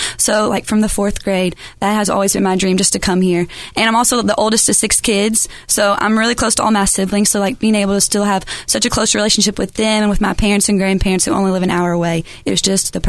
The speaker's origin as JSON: {"language": "English", "town": "Harned", "region": "Kentucky", "country": "United States", "said": "Well, I'm from Harned, Kentucky, like you said, so it's only about an hour away from Owensboro"}